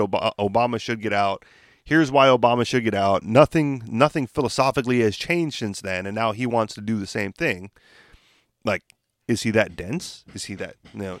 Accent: United States; what they would describe as an American citizen

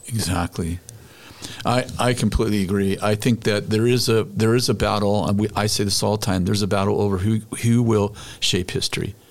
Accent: United States; I'm an American

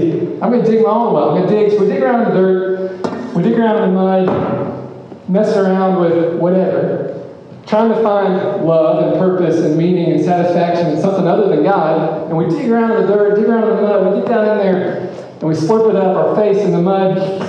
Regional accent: Memphis, Tennessee, United States; I grew up in Memphis, and I've not traveled ever in the world.

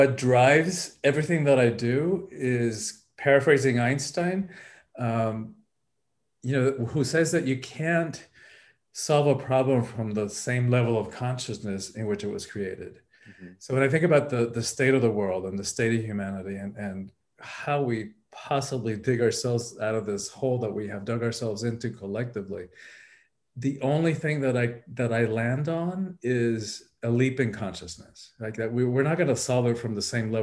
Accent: Miami, Florida, United States; moved away as an adult; also born or lived in Cuba / Hawaii / California; I went to high school here, so my family's always been here.

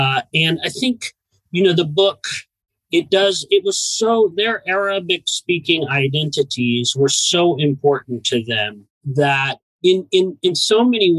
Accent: Southern Illinois, United States; where I grew up, some of the counties around which I grew up in Southern Illinois went over 75% for Trump.

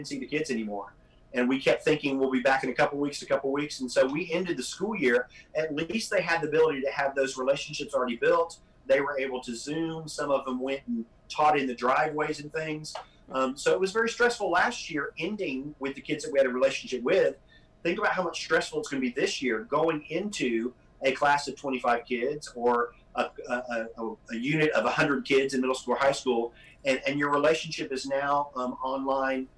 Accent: Florida, United States; moved away; I grew up in Florida

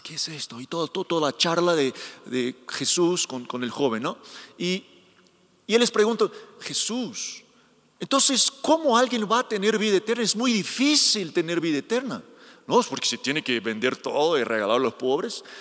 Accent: Brazil; Spanish is a second language; soy brasileño

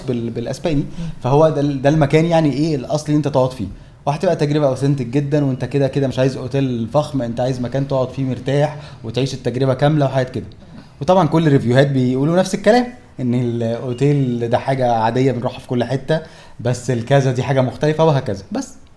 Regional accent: Egypt

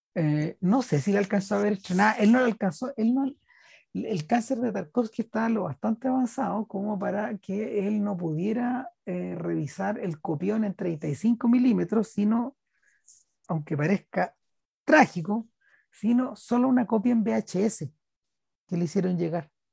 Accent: Chile; Somos, somos chilenos

